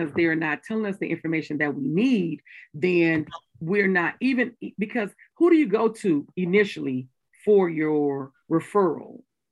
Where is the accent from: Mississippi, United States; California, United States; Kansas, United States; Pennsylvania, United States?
Mississippi, United States; I'm from Mississippi